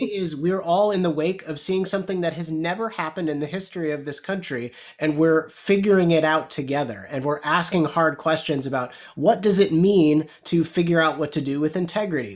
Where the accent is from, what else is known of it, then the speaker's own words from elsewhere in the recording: Chicago, Illinois, United States; I grew up in Chicago my entire life